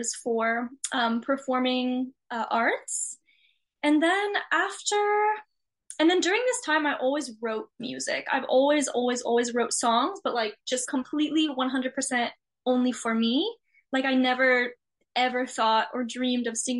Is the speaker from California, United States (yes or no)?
yes; San Jose, California, United States; also born or lived in Big Sur; I'm from San Jose, so it's very techy